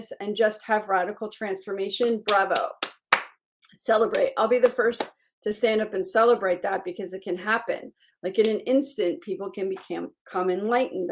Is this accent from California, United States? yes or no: no; Miami, Florida, United States; I grew up in Miami